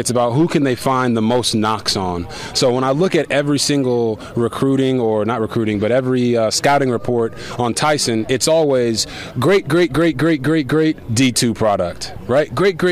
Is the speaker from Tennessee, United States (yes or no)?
no; Copperas Cove, Texas, United States; I grew up in Copper's Cove, Texas, 37,000 people